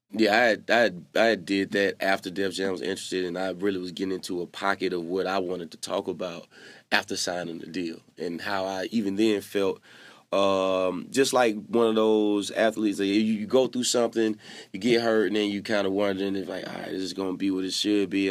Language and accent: English; Mississippi, United States; I'm from Mississippi